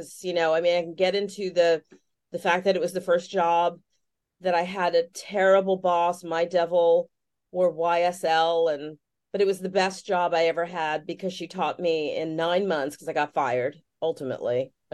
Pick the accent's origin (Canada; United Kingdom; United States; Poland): United States; New York City, New York; I grew up in Greenwich Village